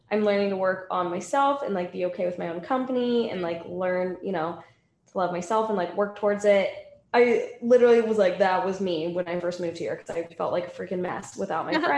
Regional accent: Seattle, Washington, United States; also born or lived in California; now in Miami, United States; I grew up in Seattle

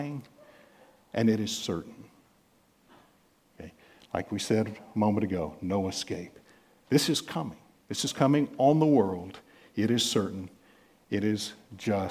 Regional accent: United States; being American

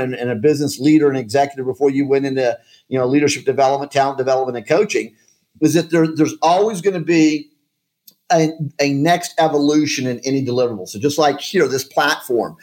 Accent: Colorado Springs, Colorado, United States; moved away; also born or lived in Kansas City; I grew up in Colorado Springs, Colorado

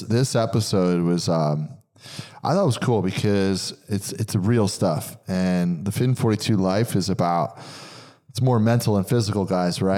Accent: New Jersey, United States; growing up in New Jersey

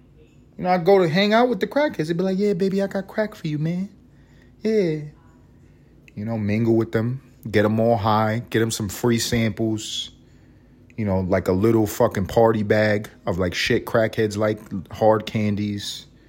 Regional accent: Bronx, New York, United States; They all talk like this. I'm from the Bronx.

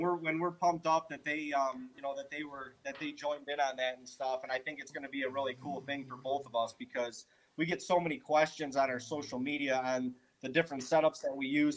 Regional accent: Ohio, United States; also born or lived in Western New York; we're from Ohio

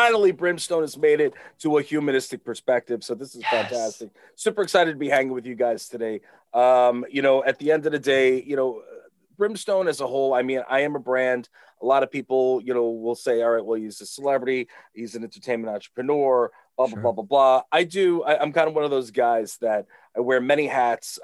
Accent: Long Island, New York, United States; I am from Long Island. I grew up here.

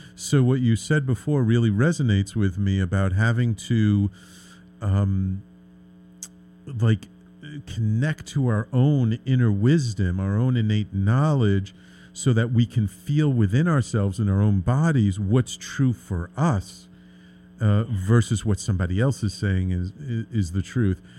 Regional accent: New York City, New York, United States; I grew up in the Bronx. I've I've lived in the city my entire life

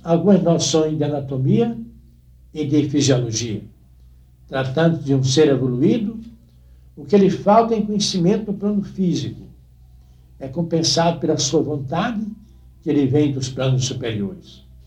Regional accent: Northeast Brazil, Brazil; moved away; o lugar onde nasci era uma cidade, e é ainda, uma das grandes cidades do Nordeste, ou talvez a maior do interior do Nordeste brasileiro

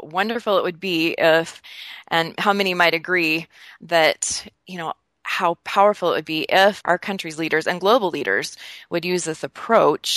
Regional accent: Northern Utah, United States; I am from Northern Utah, which is a good place for camping and hiking

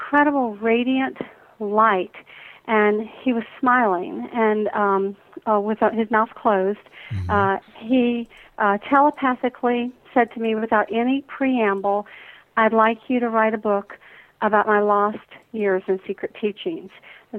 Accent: Atlanta, Georgia, United States; growing up in the Deep South here in Atlanta

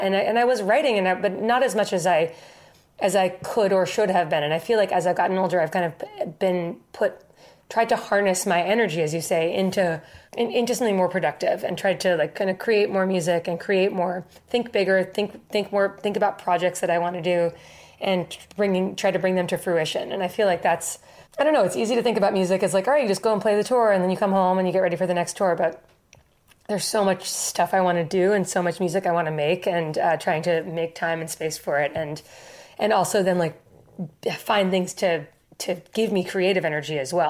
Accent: Newton, Massachusetts, United States; growing up in Boston, uh, and kind of having this thing that we did every summer, we would go to Ireland every summer

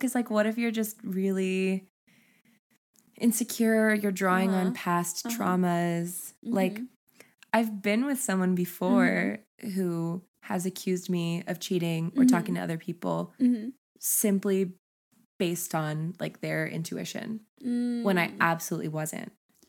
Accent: Brazil; English is a second language; And as for baths, in my country, it is normal to take 3 baths a day. I'm Brazilian, and we are the people who take the most baths in the world.

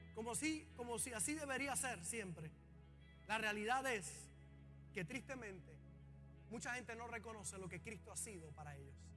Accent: Puerto Rico; los puertorriqueños

